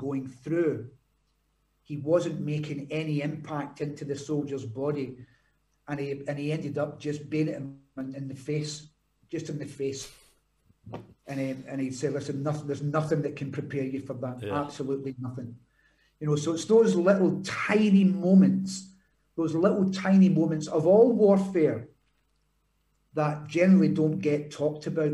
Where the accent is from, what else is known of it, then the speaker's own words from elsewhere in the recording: Glasgow, Scotland, United Kingdom; moved away; I'm from Glasgow. I'm not a Highlander.